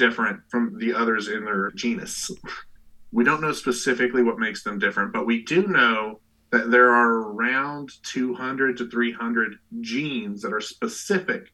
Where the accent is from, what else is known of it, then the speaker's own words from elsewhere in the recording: Eastern Kentucky, United States; where I grew up in Eastern Kentucky